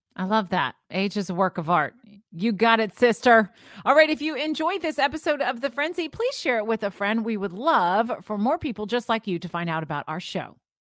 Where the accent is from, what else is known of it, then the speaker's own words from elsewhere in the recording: St. Petersburg, Florida, United States; I grew up in Saint Petersburg, Florida